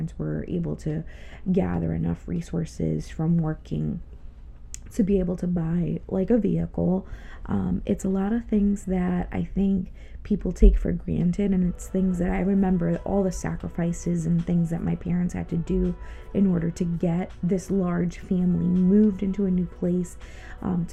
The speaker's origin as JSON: {"language": "English", "region": "Connecticut", "country": "United States", "tie": "born or raised there", "also_born_or_lived": "Ponce, Puerto Rico", "said": "we moved to New England, Connecticut to be exact, back when I was eight, turning almost 9 years old"}